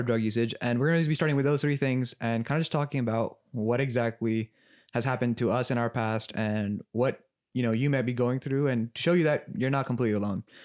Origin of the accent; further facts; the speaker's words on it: Los Angeles, California, United States; I grew up in L A my entire life